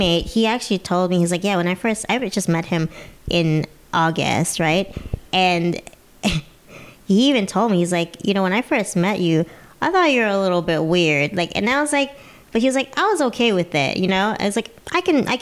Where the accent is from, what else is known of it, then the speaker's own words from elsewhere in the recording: United States; I'm an American